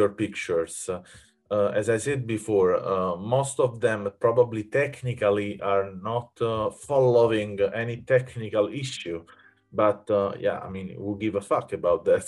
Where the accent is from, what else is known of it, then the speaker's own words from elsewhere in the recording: Naples, Campania, Italy; English is a second language; moved away; also born or lived in Rome; I come from Naples and I was living in Rome